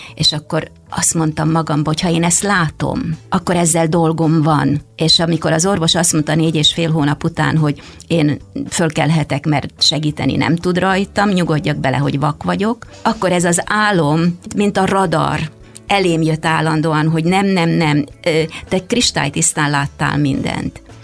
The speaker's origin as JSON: {"language": "Hungarian", "country": "Hungary", "tie": "born or raised there", "first_language": "Hungarian", "moved": "as an adult", "lives_now": "Canada", "said": "mikor ide születtem erre a földre, és ez az, amin én megtanultam beszélni"}